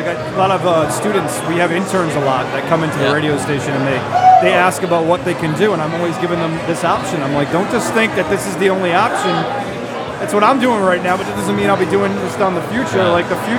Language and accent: English; Pawtucket, Rhode Island, United States; Right in Pawtucket, right in my hometown, the Bucket.